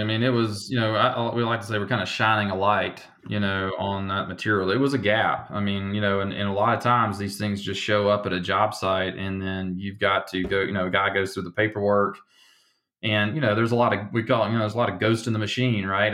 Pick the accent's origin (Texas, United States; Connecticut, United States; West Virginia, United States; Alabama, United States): Alabama, United States; now in Denver, United States; you probably hear the accent, right? I'm from Alabama